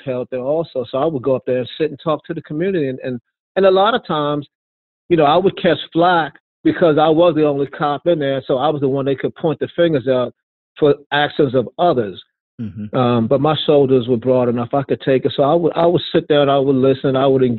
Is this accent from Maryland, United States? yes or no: yes; Baltimore, Maryland, United States; I'm from Baltimore. Yeah, I'm black, I'm a cop, but I'm from Baltimore. I know what it's like in these communities. I grew up in the communities myself